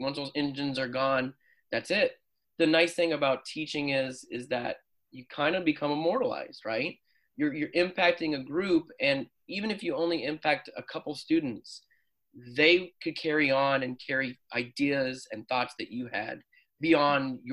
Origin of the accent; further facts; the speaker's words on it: Phoenix, Arizona, United States; I'm from Phoenix